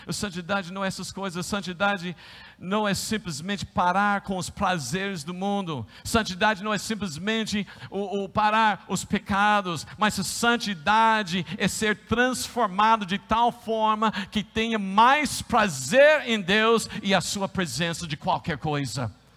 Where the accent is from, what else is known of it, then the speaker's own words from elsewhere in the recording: United States; accent: American; Portuguese is a second language; moved away as an adult; also born or lived in Brazil; now in São Paulo, Brazil; como você sabe que eu sou um americano?